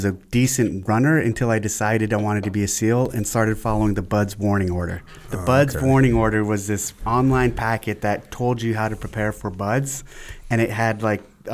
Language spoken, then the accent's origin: English; San Jose, California, United States; also born or lived in Aromas, California; I was born in San Jose, California, 77